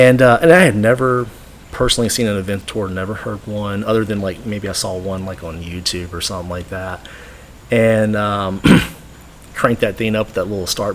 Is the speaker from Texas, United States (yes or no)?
yes; Texas, United States; I'm from Texas